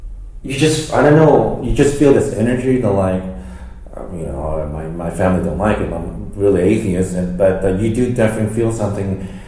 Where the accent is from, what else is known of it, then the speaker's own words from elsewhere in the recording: United States; It's hard for me, us as American.